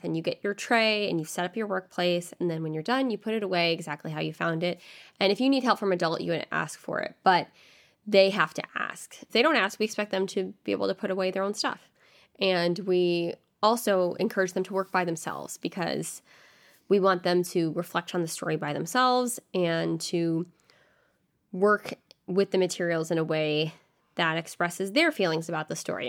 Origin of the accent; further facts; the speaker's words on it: The Woodlands, Texas, United States; moved away as an adult; now in Washington, D.C., United States; from the Woodlands, Texas, which is near Houston, and grew up there my whole life, same house